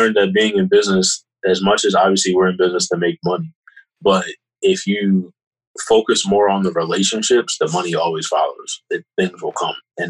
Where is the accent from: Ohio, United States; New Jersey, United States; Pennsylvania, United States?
Pennsylvania, United States; Kennett Square; growing up in Kennedy and Chester County, living around here